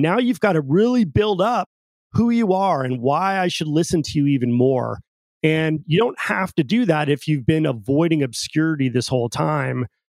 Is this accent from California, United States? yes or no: yes; Pacifica, California, United States; I grew up in Pacifica, California, right on the coast uh, in Northern California